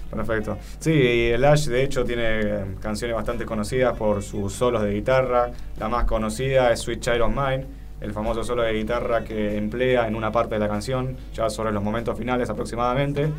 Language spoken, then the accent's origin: Spanish; Argentina; nosotros, como argentinos